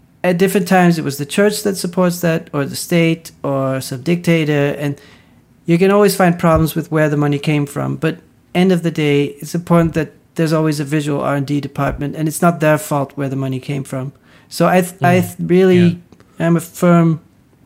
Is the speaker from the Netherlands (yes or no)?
yes; Netherlands; growing up in the Netherlands